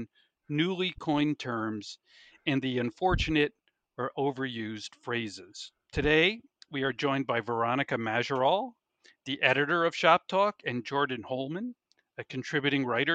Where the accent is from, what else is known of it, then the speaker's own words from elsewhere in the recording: Hudson, New York, United States; lived in my hometown of Hudson, New York